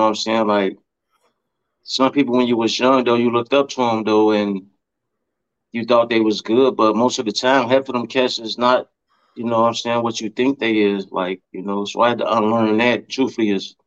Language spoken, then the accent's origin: English; Chicago, Illinois, United States; now in Iowa, United States; I'm from the Shy